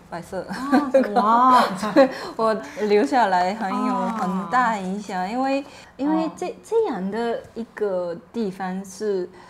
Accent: Japan; Chinese is a second language; 我是日本人

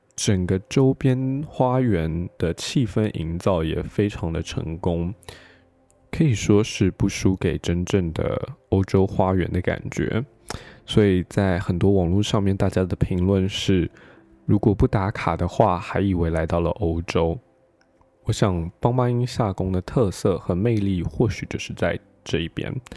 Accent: Taiwan; 我们是从台湾飞过来

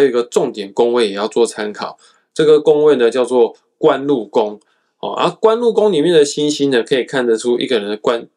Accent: Kaohsiung, Taiwan; 我身为高雄人

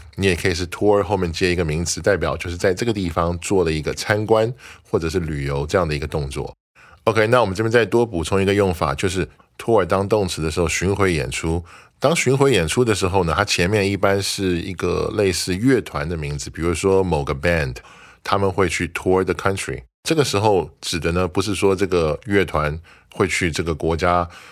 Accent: Taiwan; 我们可以说 We're all nationals of Taiwan，我们都是台湾的国民。

